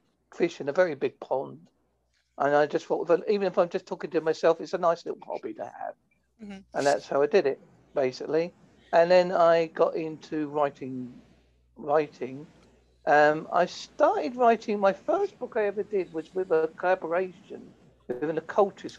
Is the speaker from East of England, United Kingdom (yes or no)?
yes; Essex, East of England, United Kingdom; moved away; I come from Essex originally